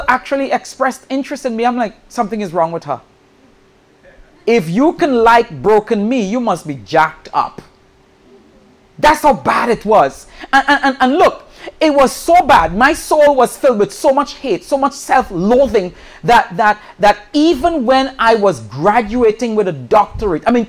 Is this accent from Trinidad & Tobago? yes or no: yes; Trinidad & Tobago; moved away; I'm originally from the island of Trinidad